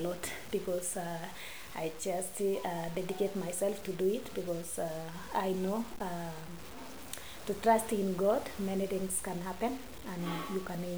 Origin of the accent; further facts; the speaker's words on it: Baringo County, Kenya; so I was born in Baringo